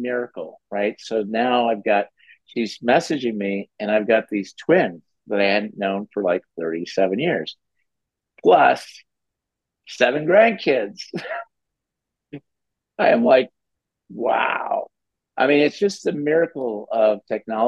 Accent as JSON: {"language": "English", "region": "Minnesota", "country": "United States", "tie": "born or raised there", "also_born_or_lived": "Cannes, France", "moved": "yes", "lives_now": "Nice, France", "said": "I grew up in Minnesota"}